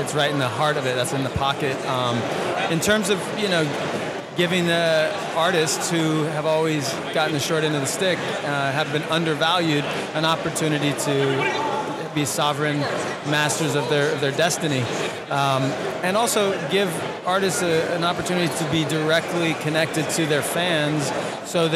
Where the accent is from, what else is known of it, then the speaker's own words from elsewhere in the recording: New York, United States; moved away as an adult; I grew up in New York, 40 years in the city, in the concrete jungle. I never thought I'd leave